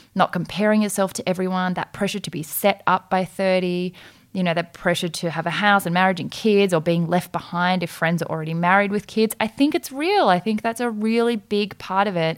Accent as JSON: {"language": "English", "country": "Australia", "tie": "born or raised there", "also_born_or_lived": "South Korea", "said": "we are both adopted from Korea when we were five months old, we came to Australia"}